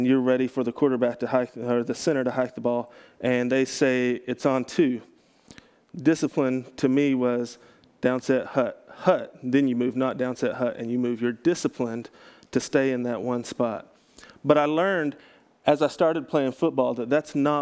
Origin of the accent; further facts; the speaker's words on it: Texas, United States; I grew up in Texas